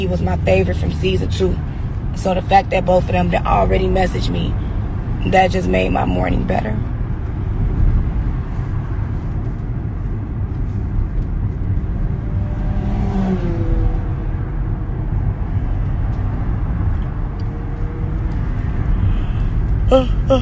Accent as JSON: {"language": "English", "town": "Chicago", "region": "Illinois", "country": "United States", "said": "I'm from Chicago"}